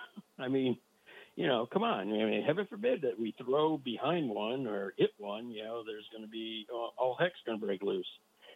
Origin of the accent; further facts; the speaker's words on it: Bay Area, California, United States; now in Southern California, United States; I grew up in the Bay Area.